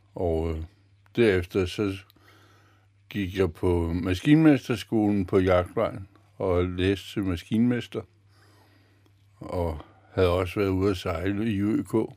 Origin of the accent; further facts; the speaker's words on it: Copenhagen, Capital Region of Denmark, Denmark; moved away as an adult; now in Humlebæk, Denmark; nu kommer jeg som sagt fra Østerbro